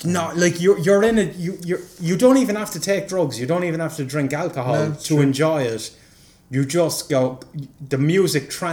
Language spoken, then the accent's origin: English; Ireland; also born or lived in Cork; I'm Irish